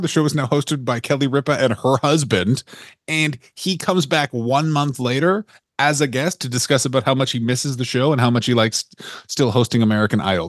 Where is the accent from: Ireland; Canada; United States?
Canada; Ontario; I'm from a little place called Ontario